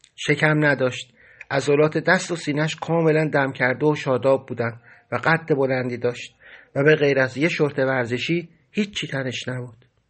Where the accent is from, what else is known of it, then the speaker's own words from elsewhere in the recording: Iran; moved away; گفتم ایرانی